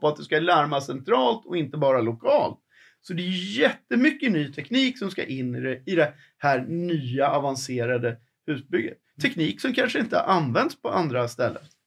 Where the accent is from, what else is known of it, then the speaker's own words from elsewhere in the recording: Sweden; vi som människor, som vanliga svenskar